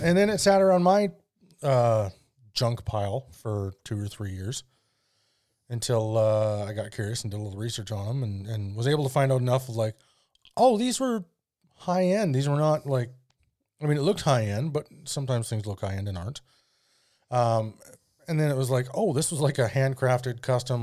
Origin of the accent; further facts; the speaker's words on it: Alberta, Canada; now in Vernon, Canada; my hometown uh, has a, a street called 100th Avenue, and it definitely has a name that no one in town calls it. don't know why. But that's a very Albertan thing to do as well.